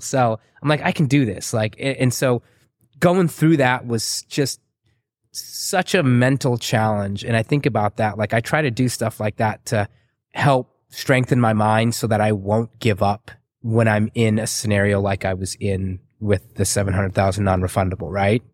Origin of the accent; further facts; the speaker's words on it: San Antonio, Texas, United States; also born or lived in Waco, Texas / Chicago; I grew up in San Antonio.